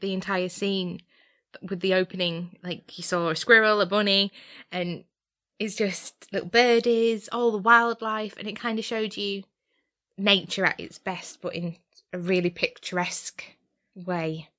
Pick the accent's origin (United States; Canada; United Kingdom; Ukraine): United Kingdom; we are British